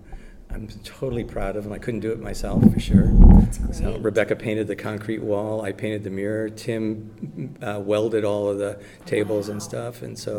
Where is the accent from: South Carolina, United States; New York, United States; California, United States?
New York, United States; New York City; moved away as an adult; now in Columbus, United States; I grew up just in Queens and Manhattan, and lived there and worked on 57th Street.